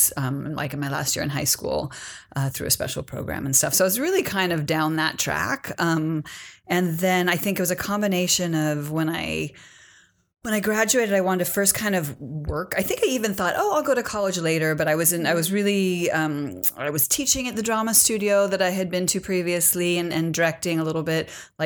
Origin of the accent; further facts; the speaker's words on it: Berkeley, California, United States; also born or lived in San Francisco; I'm originally from Berkeley, California. I grew up in Berkeley